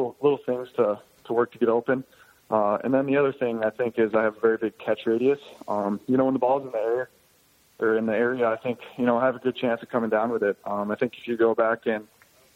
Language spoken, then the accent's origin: English; North Dakota, United States; I grew up in North Dakota, lived here my whole life